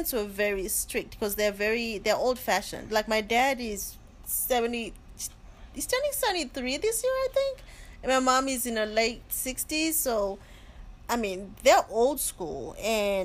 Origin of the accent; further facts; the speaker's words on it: Zimbabwe; moved away; I was born in Zimbabwe, and that is southern of Africa.